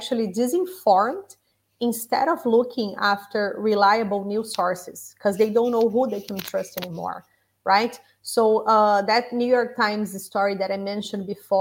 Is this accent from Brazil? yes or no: yes; Brazil; moved away; Brazil, my home country